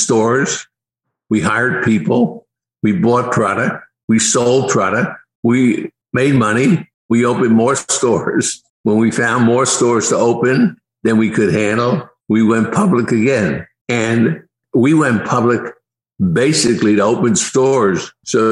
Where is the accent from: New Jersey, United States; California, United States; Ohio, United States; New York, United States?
New Jersey, United States; Newark; I grew up in Newark, New Jersey